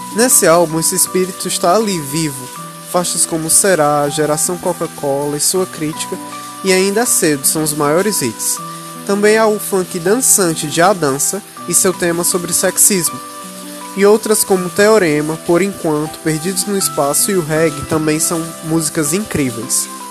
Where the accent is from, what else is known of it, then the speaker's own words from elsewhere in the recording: Brazil; meu país, o Brasil